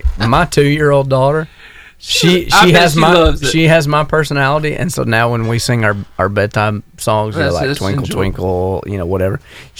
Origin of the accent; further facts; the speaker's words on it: Alabama, United States; I'm from Alabama.